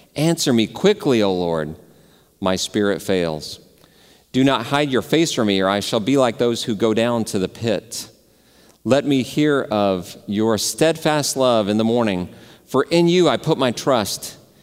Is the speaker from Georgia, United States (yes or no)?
no; Dallas, Texas, United States; I grew up in Dallas